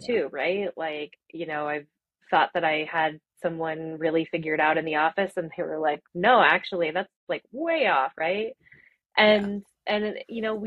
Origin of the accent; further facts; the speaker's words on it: Arvada, Colorado, United States; I grew up in Arvada and, you know, in Colorado